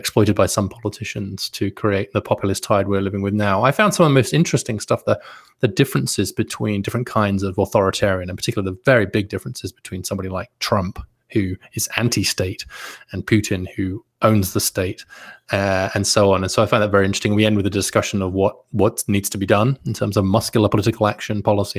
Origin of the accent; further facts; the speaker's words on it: Peterborough, East of England, United Kingdom; also born or lived in Maryland; now in United States; I grew up in Peterborough